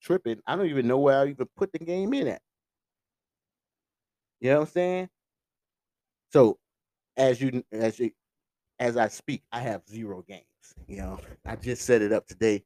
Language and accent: English; St. Joseph, United States; I remember growing up in St. Joseph